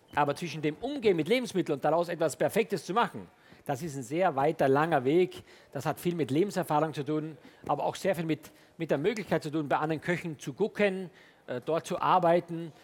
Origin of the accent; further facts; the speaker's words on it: Styria, Austria; moved away; also born or lived in Hamburg, Germany / France; Ich komme gebürtig aus der Steiermark. Das ist ein kleines Dorf äh, südlich von Graz